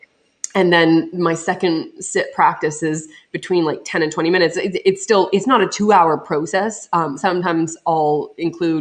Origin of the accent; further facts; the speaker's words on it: Canada; being Canadian